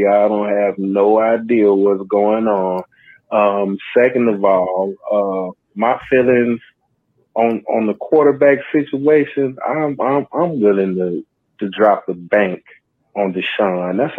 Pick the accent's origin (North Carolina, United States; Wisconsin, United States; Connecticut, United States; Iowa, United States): North Carolina, United States; Charlotte; now in Louisiana, United States; I'm from Charlotte, North Carolina.